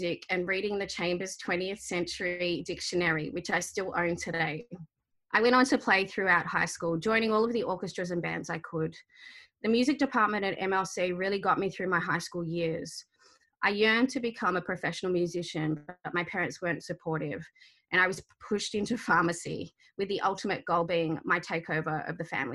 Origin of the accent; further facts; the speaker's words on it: Sydney, New South Wales, Australia; first language Arabic; So I was born in May of 1980 on Gadigal land, the first child of Egyptian migrants.